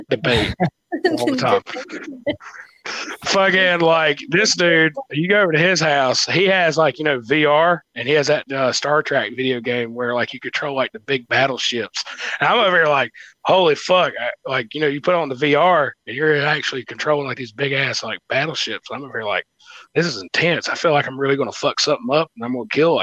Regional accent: North Carolina, United States; we come from North Carolina.

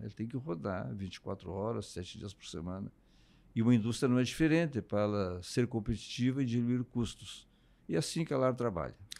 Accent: Canguçu, Rio Grande do Sul, Brazil; moved away as an adult; also born or lived in Paraná; sou natural da região da Campanha, de Canguçu, interior

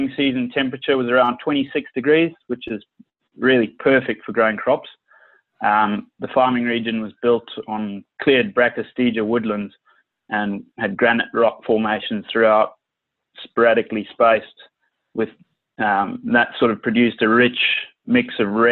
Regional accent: Sydney, New South Wales, Australia; moved away as an adult; also born or lived in Zimbabwe / Western Australia; now in Perth, Australia; I was born in Zimbabwe, a country in the southern part of Africa, where I grew up on a farm. Our family moved over here to Australia in 2003, where I went to school in Sydney.

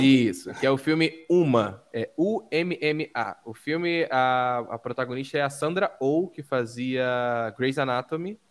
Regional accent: Rio de Janeiro, Brazil; also born or lived in Niterói; now in Sorocaba, Brazil; eu sou do Rio

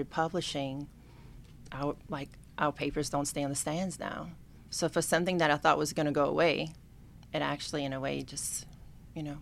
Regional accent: Larose, Louisiana, United States; up in Larose. I've never moved out of Larose. So um … My dad is actually from Leeville. My mom's from Larose, or you would say Delta Farm.

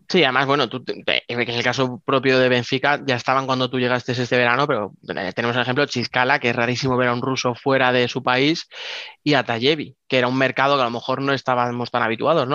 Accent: Spain; como españoles

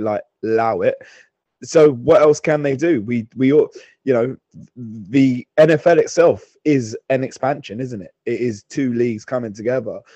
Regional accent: London, United Kingdom; I'm from London, but my dad, when he came, my dad's from St. Louis.

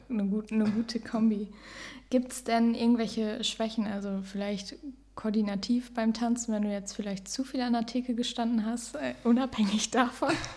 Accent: near Osnabrück, Lower Saxony, Germany; ich komme auch aus der Nähe von Osnabrück

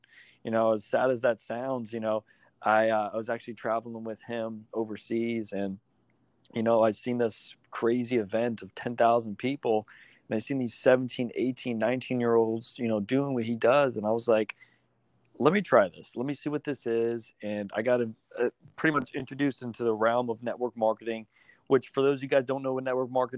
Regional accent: South Florida, United States; I'm actually from South Florida.

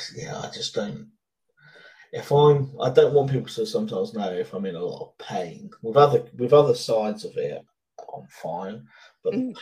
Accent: United Kingdom; British people, part of our upbringing is to to ask someone, are they okay?

